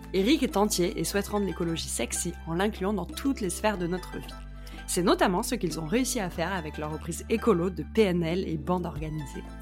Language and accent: French; Marseille, Provence-Alpes-Côte d'Azur, France; je suis marseillaise